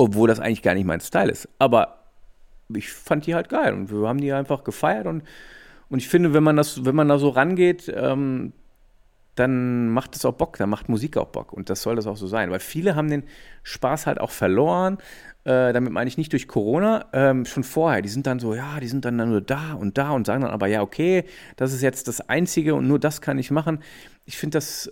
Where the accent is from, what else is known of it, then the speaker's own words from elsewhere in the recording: Ruhr area, North Rhine-Westphalia, Germany; Ich komme aus dem Ruhrgebiet, aber war halt oft in Düsseldorf